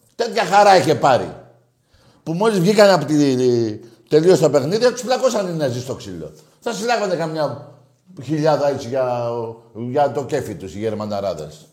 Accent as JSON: {"language": "Greek", "country": "Greece", "said": "Εγώ σαν Έλληνας"}